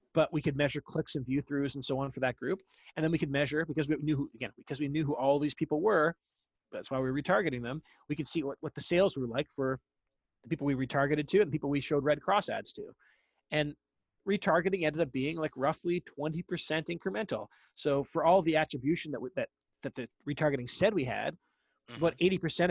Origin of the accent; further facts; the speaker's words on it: Ottawa, Ontario, Canada; moved away as an adult; now in United States; I grew up in Ottawa, Canada, the capital.